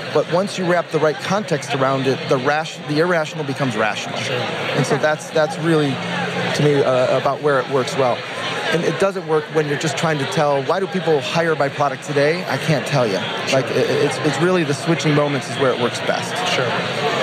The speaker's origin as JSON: {"language": "English", "town": "Detroit", "region": "Michigan", "country": "United States", "said": "I'm from Detroit"}